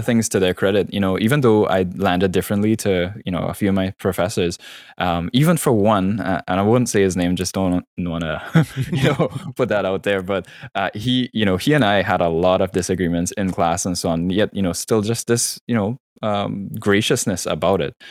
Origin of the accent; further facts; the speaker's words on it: Trinidad & Tobago; moved away as an adult; also born or lived in Florida / Vancouver; born and raised in Trinidad, um, you know, till I was around nineteen, left there for college, you know, doing my undergrad in Florida